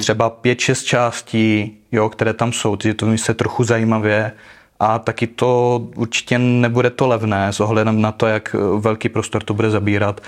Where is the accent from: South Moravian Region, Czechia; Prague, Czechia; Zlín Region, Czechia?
Zlín Region, Czechia; Uherské Hradiště; pocházím z Moravy.